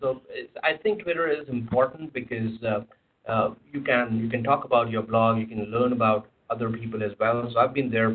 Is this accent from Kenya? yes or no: no; India; moved away; I come from India